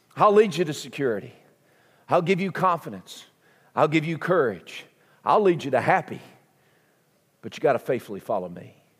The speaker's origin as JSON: {"language": "English", "region": "southern United States", "country": "United States", "accent": "southern", "said": "my southern accent"}